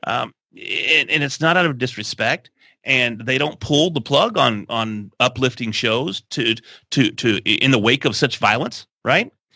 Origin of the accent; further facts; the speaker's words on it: Texas, United States; We love trucks. We're from Texas